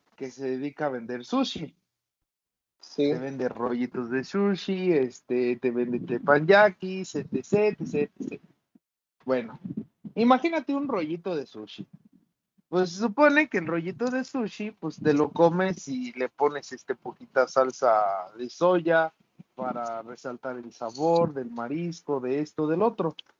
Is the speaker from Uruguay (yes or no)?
no; Tarimoro, Guanajuato, Mexico; aquí en mi pueblito Tarimoro, Guanajuato